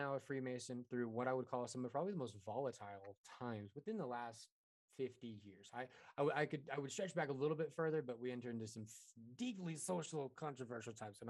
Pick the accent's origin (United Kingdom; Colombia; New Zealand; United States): United States; Neosho, Missouri; now in Colorado, United States; I'm from Neosho, Missouri